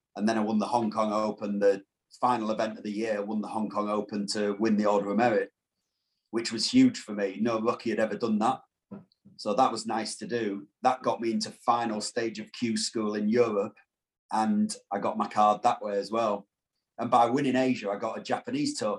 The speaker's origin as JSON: {"language": "English", "region": "Yorkshire and the Humber", "country": "United Kingdom", "said": "I'm a Yorkshire boy."}